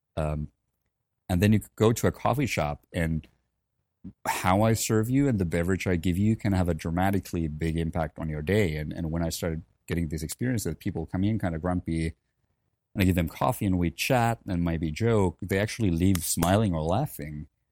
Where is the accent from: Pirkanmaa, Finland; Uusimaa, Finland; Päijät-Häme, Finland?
Uusimaa, Finland; Helsinki; moved away; I'm originally from Helsinki, Finland. Um, so grew up there